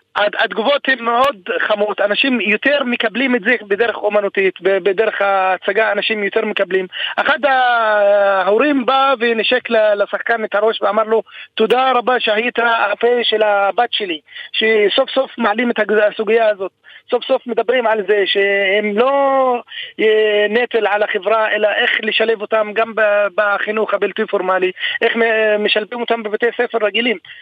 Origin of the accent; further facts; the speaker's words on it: Rahat, Southern District, Israel; אני בן 34 מהעיר רהט